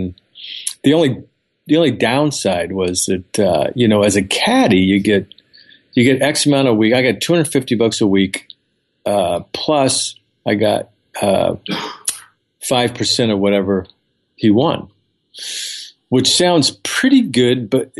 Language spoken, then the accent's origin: English; California, United States; I'm from Southern California. I grew up in a very modest household.